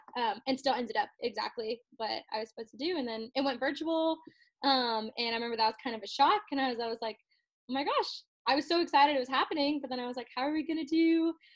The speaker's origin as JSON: {"language": "English", "town": "College Station", "region": "Texas", "country": "United States", "tie": "born or raised there", "said": "I'm from College Station"}